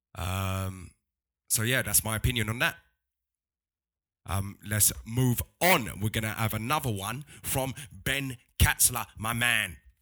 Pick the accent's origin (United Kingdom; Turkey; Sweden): United Kingdom; London; I'm from London